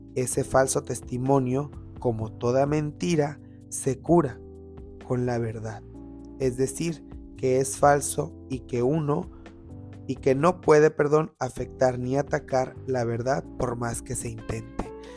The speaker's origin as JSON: {"language": "Spanish", "country": "Mexico", "said": "somos personas que estamos del tingo al tango todo el día como mexicanos"}